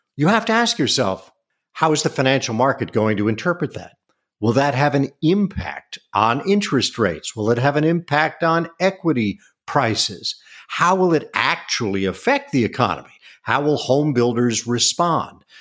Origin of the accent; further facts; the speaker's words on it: East Coast, United States; moved away as an adult; now in California, United States; I grew up on the East Coast, and then all of my nuclear family decided to move to the West Coast, so we followed